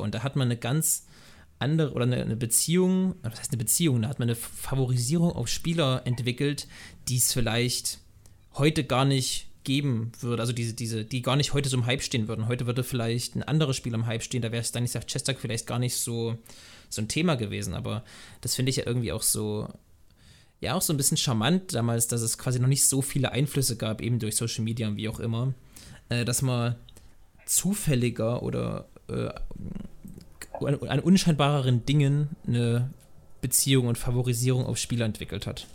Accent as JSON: {"language": "German", "region": "East Germany", "country": "Germany", "said": "Ich komme eigentlich aus äh, Ostdeutschland"}